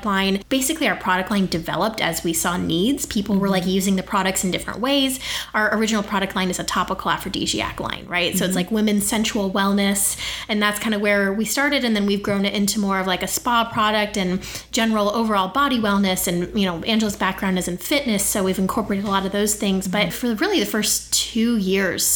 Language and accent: English; Scottsdale, Arizona, United States; I grew up here, you know, I wasn't born here, but was raised here for most of my life. I went to Pinnacle High School